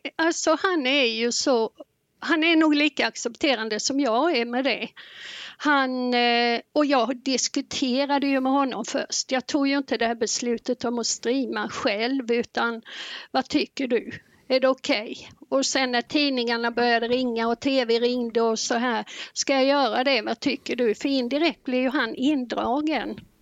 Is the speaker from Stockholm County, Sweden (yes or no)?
no; Blekinge, Sweden; moved away as an adult; now in Vänersborg, Sweden; vi flyttade ner från Blekinge där jag bott i 63 år upp till mm. Vänersborg då, så här har vi bott fyra år